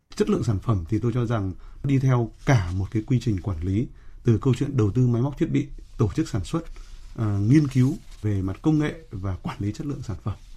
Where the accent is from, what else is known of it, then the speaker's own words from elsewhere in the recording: Vietnam; Chúng tôi là người Việt Nam và chúng tôi là doanh nghiệp Việt Nam